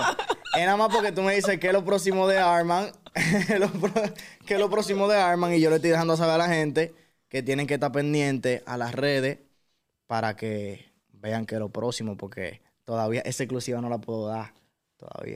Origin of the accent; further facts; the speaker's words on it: Dominican Republic; yo soy de RD